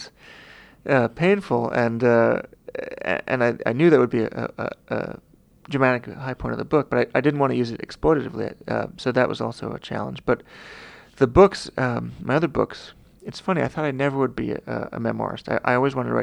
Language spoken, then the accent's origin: English; Long Island, New York, United States; I was from Long Island